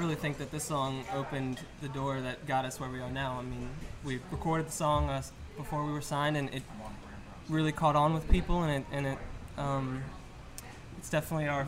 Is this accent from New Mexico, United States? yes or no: no; Slidell, Louisiana, United States; moved away as an adult; also born or lived in New Orleans; I was from Slidell